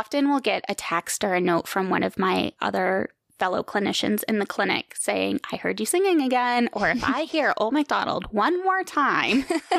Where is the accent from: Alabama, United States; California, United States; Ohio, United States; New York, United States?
New York, United States; also born or lived in Germany / Virginia / Colorado / Kansas; So I was born in Germany. I've lived in New York, Virginia, Colorado, Kansas, Oklahoma. But I truly do call New York my home just because we lived there for so long in the Hudson Valley.